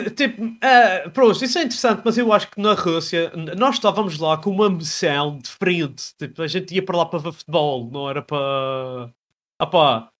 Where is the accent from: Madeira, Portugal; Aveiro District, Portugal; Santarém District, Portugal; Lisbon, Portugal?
Madeira, Portugal; moved away as an adult; now in Belgium; como somos da Madeira